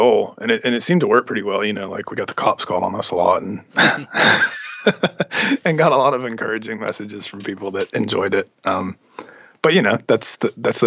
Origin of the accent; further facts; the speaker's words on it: Gaston County, North Carolina, United States; moved away; also born or lived in Pennsylvania / Charlotte; I grew up actually outside of Charlotte in Gaston County. Mm-hmm. It's pretty close to Charlotte, but real rural part of North Carolina.